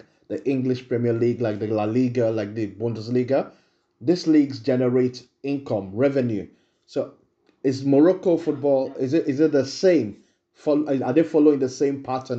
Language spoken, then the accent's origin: English; Nigeria; as a Nigerian